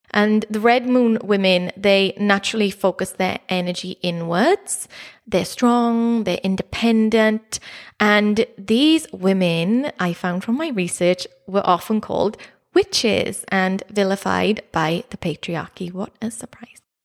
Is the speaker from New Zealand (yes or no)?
no; Neath, Wales, United Kingdom; growing up in South Wales, in Neath, near Swansea